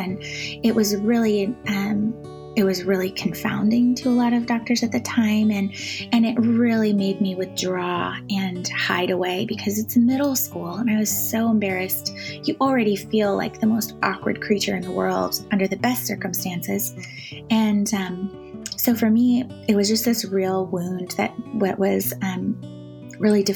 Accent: Washington, United States; moved away; also born or lived in Manhattan; I grew up in Washington State, the dry side of the state

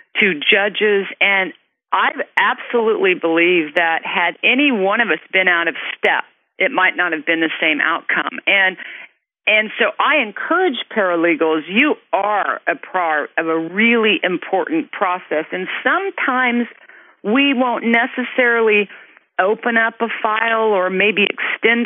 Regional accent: Kansas, United States; moved away; also born or lived in California; I was born and raised in Kansas

